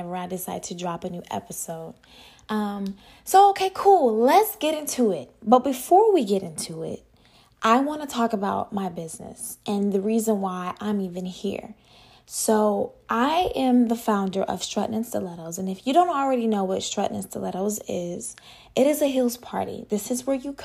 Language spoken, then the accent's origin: English; Atlanta, Georgia, United States; moved away as an adult; now in Miami, United States; I'm originally from Atlanta, Georgia. I currently live here in a 305 where it's hot.